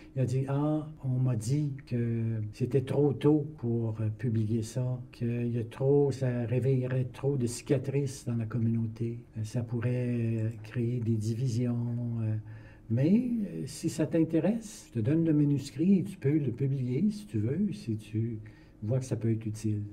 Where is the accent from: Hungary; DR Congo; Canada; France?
Canada; Ottawa, Ontario; also born or lived in Hull, Quebec / Trois-Rivières, Quebec / Toronto, Ontario / Calgary, Alberta; J'ai grandi dans la basse ville d'Ottawa